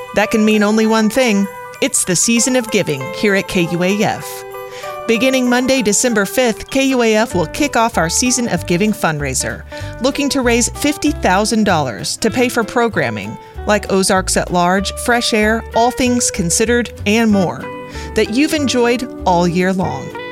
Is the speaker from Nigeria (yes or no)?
no; Jamaica; moved away; growing up in Jamaica